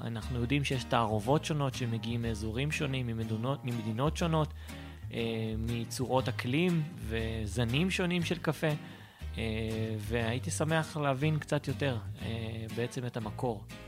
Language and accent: Hebrew; Petah Tikva, Central District, Israel; אני אה, מפתח תקווה, בן 33